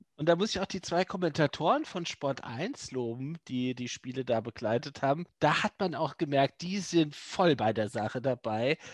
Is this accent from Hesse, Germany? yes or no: yes; Neu-Isenburg, Hesse, Germany; moved away; meiner alten Heimat Neu-Isenburg